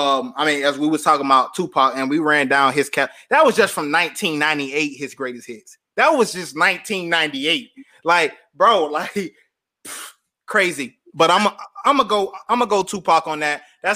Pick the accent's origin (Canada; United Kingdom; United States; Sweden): United States; the South; And I'm from the South, so I'm gonna say T.I.